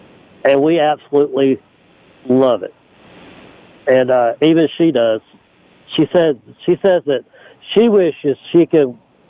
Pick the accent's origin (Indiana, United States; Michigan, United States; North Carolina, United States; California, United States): North Carolina, United States; Mount Pleasant; I grew up in Mount Pleasant. We had a graduating class about 140.